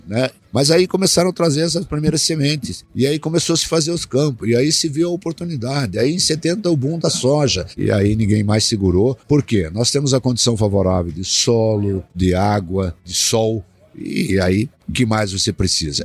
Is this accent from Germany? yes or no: no; southern Paraná, Brazil; also born or lived in Rio Grande do Sul; now in Cascavel, Brazil; Eu sou nascido no Rio Grande do Sul, né? Ah, é. Fui nascido no Rio Grande do Sul, criado, comecei a ser criado no sul do Paraná, e vim aí acabei caindo em Cascavel